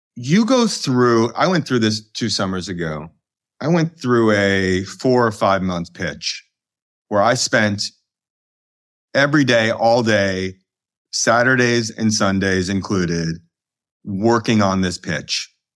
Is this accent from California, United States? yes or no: no; Chicago, Illinois, United States; moved away as an adult; also born or lived in London / Colorado / New York; current, uh, Chicago resident and born and raised in Chicago